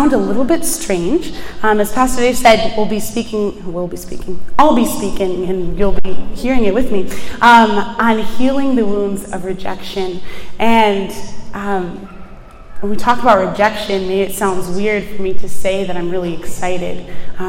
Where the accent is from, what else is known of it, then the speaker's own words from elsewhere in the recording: Buffalo, New York, United States; moved away as an adult; now in Washington, D.C., United States; I am originally from Buffalo, New York, which is not anywhere close to New York City